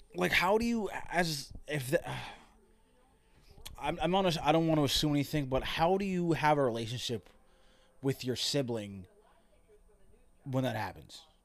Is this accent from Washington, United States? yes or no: no; Connecticut, United States; I am from Connecticut